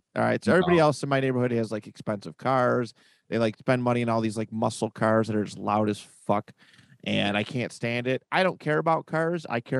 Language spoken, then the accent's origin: English; Bills land, New York, United States; We grew up in Bills land.